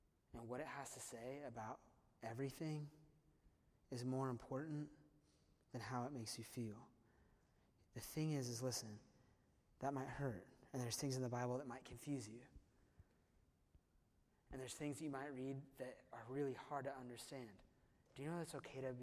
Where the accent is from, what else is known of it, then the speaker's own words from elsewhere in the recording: Simi Valley, California, United States; Ronald Reagan is buried in my hometown. He's buried in Simi Valley, California.